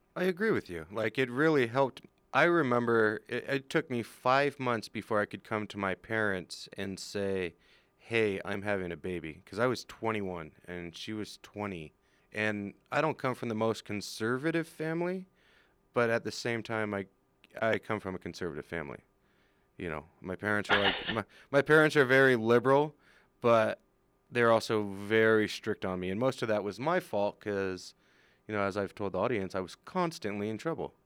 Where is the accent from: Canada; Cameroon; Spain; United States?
United States; California; moved away as an adult; now in Utah, United States; I was from California coming to Utah